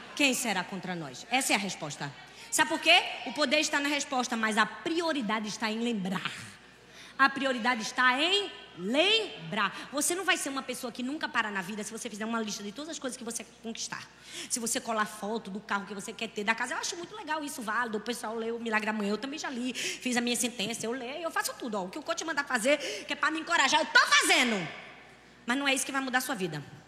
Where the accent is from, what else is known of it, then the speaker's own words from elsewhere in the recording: Northeast Region, Brazil; eu sou nordestina